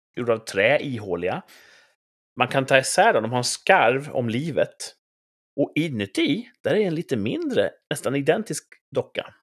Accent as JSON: {"language": "Swedish", "country": "Sweden", "said": "vi är från Sverige"}